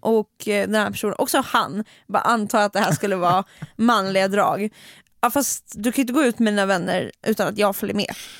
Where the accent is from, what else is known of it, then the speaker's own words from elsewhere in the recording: Stockholm, Stockholm County, Sweden; jag är en stockholmare